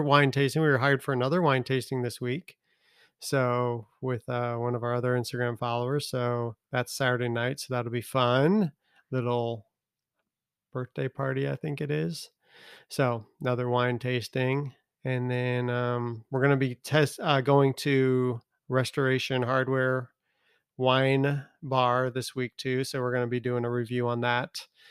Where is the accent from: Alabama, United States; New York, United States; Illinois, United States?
Illinois, United States; Chicago; now in Tennessee, United States; I'm from Chicago